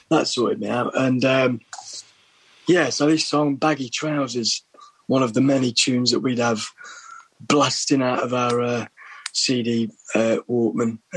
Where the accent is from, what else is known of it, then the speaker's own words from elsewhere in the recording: Berlin, Germany; born there; Hence, why I was born in Berlin. Actually, I was